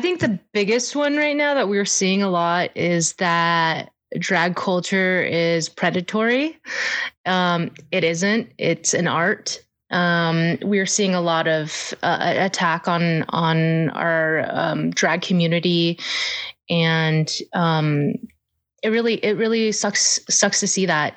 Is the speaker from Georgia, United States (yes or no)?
no; Anchorage, Alaska, United States; I'm born and raised here in Anchorage